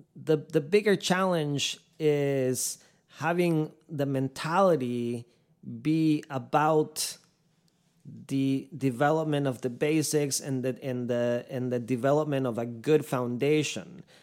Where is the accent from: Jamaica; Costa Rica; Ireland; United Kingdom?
Costa Rica; now in Ocala, United States; I was born and raised in Costa Rica